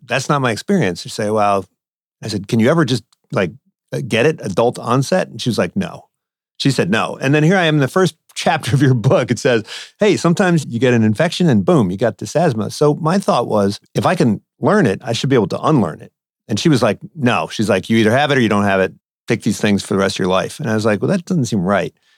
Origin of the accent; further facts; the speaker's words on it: East Coast, United States; now in West Coast, United States; I grew up on the East Coast